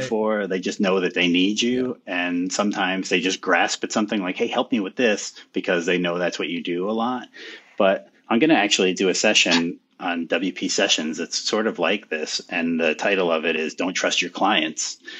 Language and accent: English; United States; my hometown here